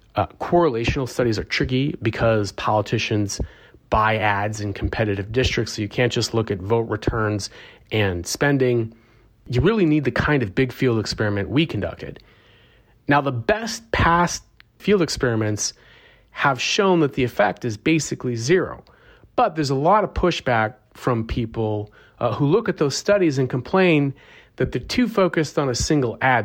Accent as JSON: {"language": "English", "region": "Arizona", "country": "United States", "tie": "born or raised there", "said": "my home state of Arizona"}